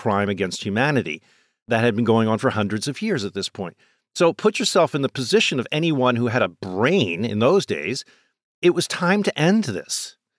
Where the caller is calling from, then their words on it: New York, United States; I'm speaking from New York.